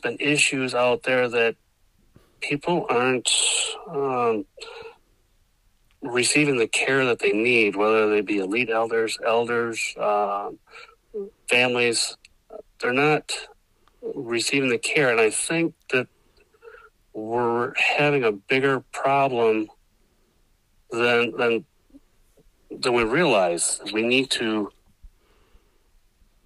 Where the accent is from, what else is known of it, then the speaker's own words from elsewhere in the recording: Milton, Wisconsin, United States; also born or lived in La Crosse, Wisconsin / Rice Lake, Wisconsin; I was born in La Crosse and was adopted at birth, and I grew up in a little town called Milton, Wisconsin, just outside of Janesville.